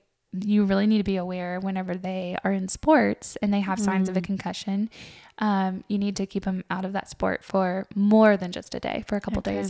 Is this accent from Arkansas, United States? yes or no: yes; Arkansas, United States; I grew up in Arkansas